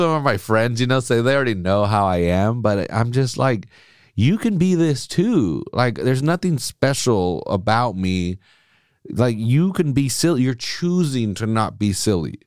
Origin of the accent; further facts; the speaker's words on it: United States; I was born here. I'm fucking American